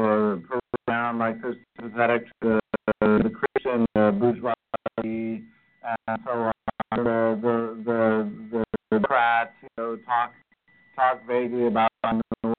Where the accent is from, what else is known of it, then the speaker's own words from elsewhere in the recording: United States; as an American